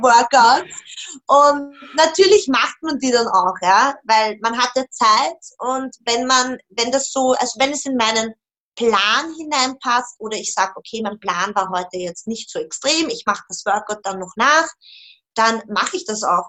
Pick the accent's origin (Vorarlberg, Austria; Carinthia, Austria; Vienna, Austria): Vienna, Austria; Ich komme aus Wien